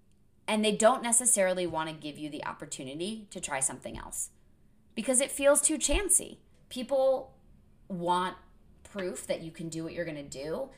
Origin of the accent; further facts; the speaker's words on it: New England, United States; because I've known so many people from Boston growing up in New England.